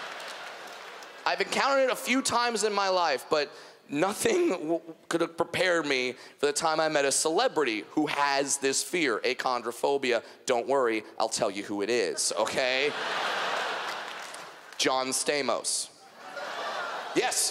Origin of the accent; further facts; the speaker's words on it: Southern California, United States; I'm from Southern California